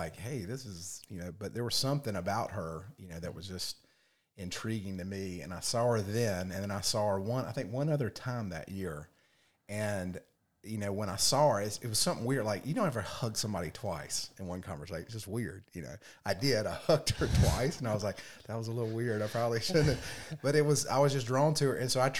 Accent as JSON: {"language": "English", "town": "Raleigh", "region": "North Carolina", "country": "United States", "tie": "born or raised there", "said": "Raleigh, North Carolina. Yes."}